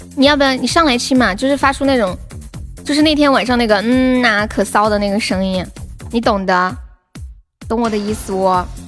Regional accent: Chengdu, Sichuan, China; accent: Sichuanese; 我是成都的

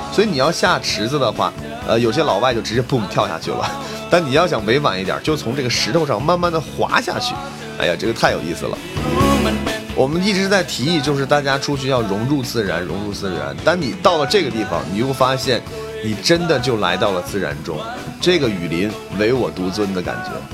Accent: China; 我是一个中国人

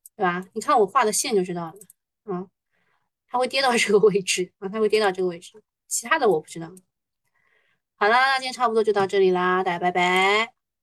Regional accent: Shanghai, China; 作为上海人

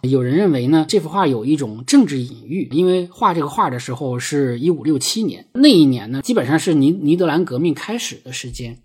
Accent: a state farm in Heilongjiang, China; 我出生在，呃，黑龙江的一个国营农场

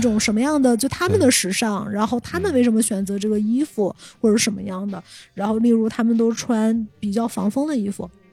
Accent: Shenyang, Liaoning, China; moved away; 我小时候住在铁西区

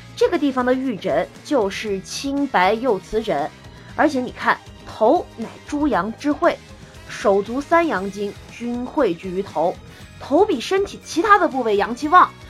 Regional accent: the South, southern China, China; 我是南方人，我们南方在潮湿的春天过后，就到了屋子跟蒸笼一样的夏天

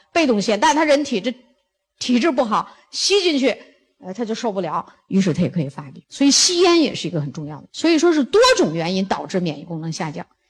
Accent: China; 我们中国人

